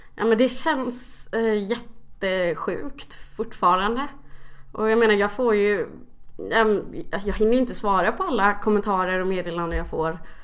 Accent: Kalmar, Kalmar County, Sweden; jag kommer från Kalmar

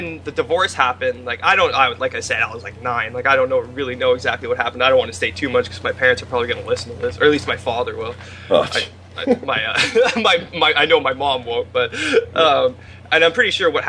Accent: Clearwater, British Columbia, Canada; now in Vancouver, Canada; grew up in a town called Clearwater in British Columbia

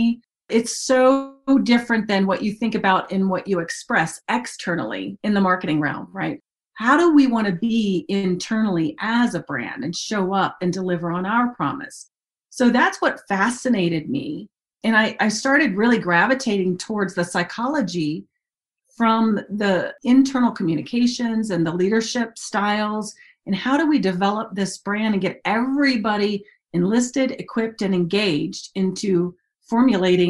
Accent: Dayton, Ohio, United States; moved away as an adult; also born or lived in Mobile, Alabama; I grew up in Dayton, Ohio

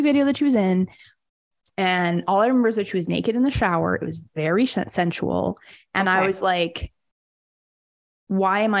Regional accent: Winnipeg, Manitoba, Canada; I'm from Winnipeg

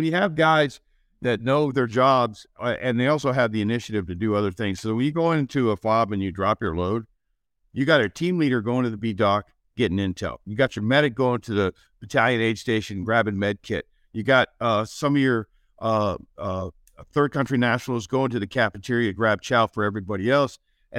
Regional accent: Canada; well, I'm from Canada. So a couple means like 30.

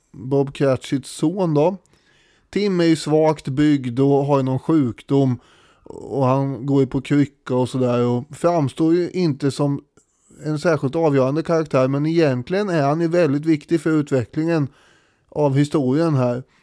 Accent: Sweden; för mig som svensk

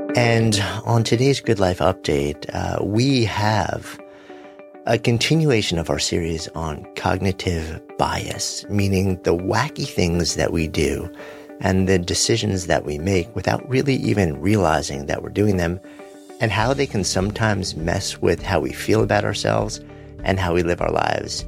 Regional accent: New York City, New York, United States; As a New Yorker, who is connected to the pulse of this place and the people here

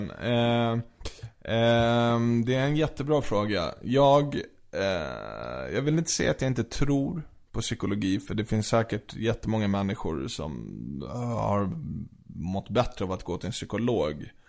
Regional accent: Sweden; born there; Alltså jag är född i Sverige.

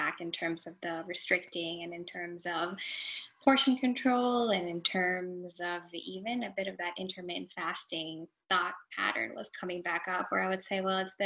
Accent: Venezuela; now in Florida, United States; I am in Florida, United States of America. I'm originally from Venezuela.

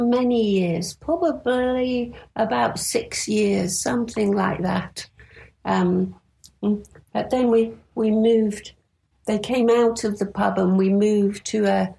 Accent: Wakefield, Yorkshire and the Humber, United Kingdom; also born or lived in Knottingley; now in Hull, United Kingdom; I was born in Wakefield in West Yorkshire.

